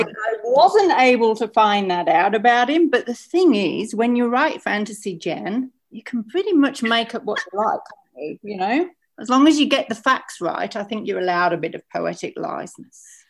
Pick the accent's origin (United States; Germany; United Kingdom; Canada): United Kingdom; England; now in Australia; I'm English by birth